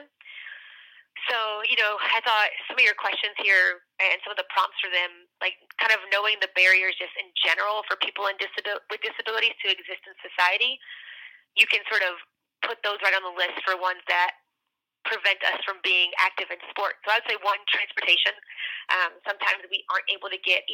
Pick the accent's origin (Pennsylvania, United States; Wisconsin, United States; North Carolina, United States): North Carolina, United States; I grew up in North Carolina, and I grew up about as close to the Virginia border as you could get without being in Virginia